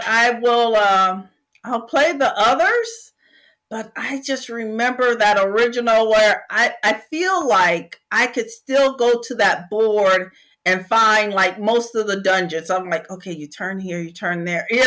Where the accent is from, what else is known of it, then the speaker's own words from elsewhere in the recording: Michigan, United States; now in Texas, United States; I am from Michigan originally